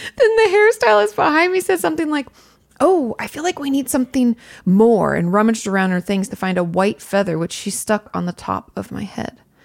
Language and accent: English; Washington, United States; I'm from Washington State